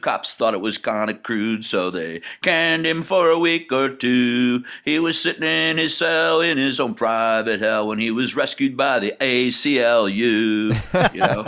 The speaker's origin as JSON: {"language": "English", "town": "Hamburg", "region": "New York", "country": "United States", "tie": "born or raised there", "said": "I grew up in Buffalo, south of Buffalo, in a place called Hamburg, New York"}